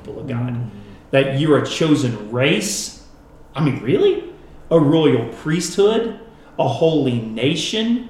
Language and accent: English; United States; as American Christians